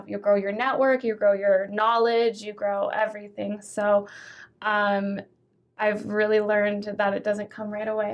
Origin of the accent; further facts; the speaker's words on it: Bonney Lake, Washington, United States; moved away as an adult; also born or lived in Vancouver, Canada / Seattle, Washington; now in Las Vegas, United States; I went to school in Bonnie Lake